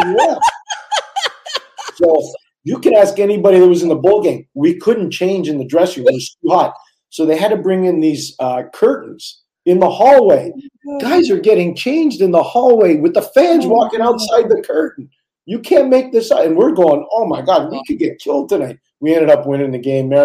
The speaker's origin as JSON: {"language": "English", "town": "Montreal", "region": "Quebec", "country": "Canada", "tie": "born or raised there", "said": "growing up in Montreal."}